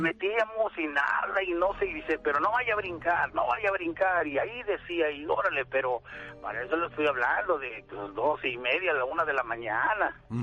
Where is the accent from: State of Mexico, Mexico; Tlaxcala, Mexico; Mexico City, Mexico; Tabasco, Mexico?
State of Mexico, Mexico; Santa Cruz Atizapán; allá en mi pueblo. Soy de Santa Cruz, Atizapán, del Estado de México